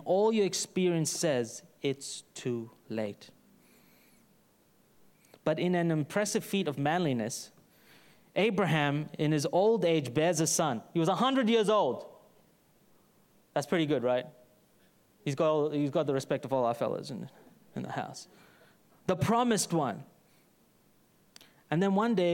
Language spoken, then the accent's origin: English; Brisbane, Queensland, Australia; from Brisbane, son of Melvin